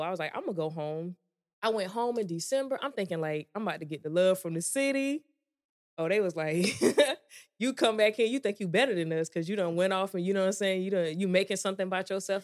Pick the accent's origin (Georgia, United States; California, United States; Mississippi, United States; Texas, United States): Georgia, United States; moved away as an adult; I grew up in Georgia